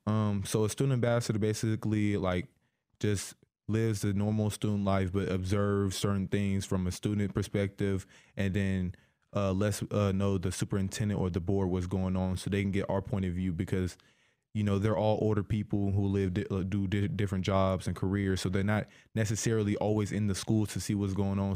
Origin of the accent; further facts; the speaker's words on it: Decatur, Illinois, United States; I grew up in Decatur my whole life